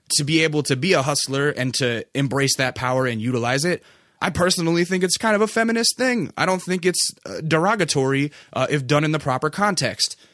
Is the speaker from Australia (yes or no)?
no; Alaska, United States; moved away; I'm from Alaska originally